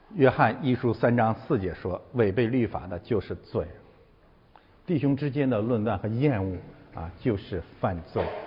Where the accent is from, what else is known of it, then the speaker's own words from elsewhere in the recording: China; 我们都是中国人